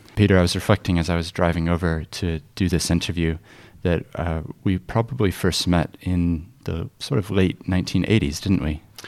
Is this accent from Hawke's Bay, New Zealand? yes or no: no; Christchurch, Canterbury, New Zealand; I grew up in Christchurch and this became my home